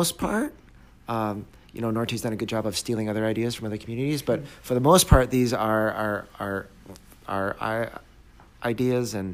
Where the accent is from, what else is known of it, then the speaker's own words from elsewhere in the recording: Canada; now in Traverse City, United States; I grew up in Canada